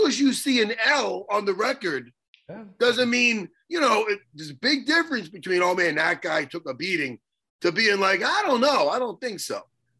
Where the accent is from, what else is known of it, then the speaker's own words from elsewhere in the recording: East Meadow, New York, United States; Chris Angel's from East Meadow. He's from my hometown.